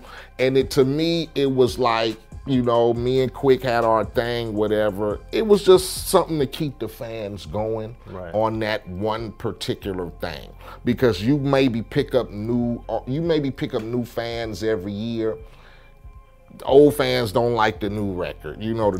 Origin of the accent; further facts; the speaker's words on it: Compton, California, United States; Like I keep telling people, I come from Compton, I gang bang, I did all that.